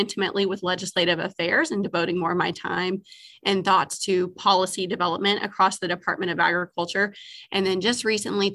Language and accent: English; Argyle, Missouri, United States; I was born and raised in Argyle, Missouri, and lived on a row crop and cattle farm